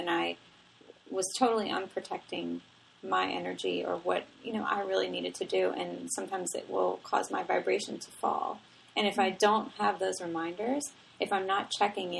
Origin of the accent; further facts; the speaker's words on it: New Orleans, Louisiana, United States; I grew up in New Orleans. I grew up in a, you know, very Italian family